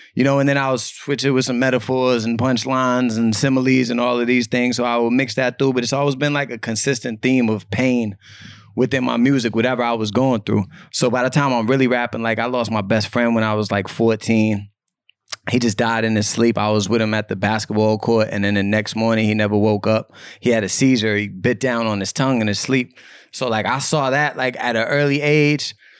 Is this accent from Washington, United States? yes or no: no; Cambridge, Massachusetts, United States; I'm from Cambridge, Massachusetts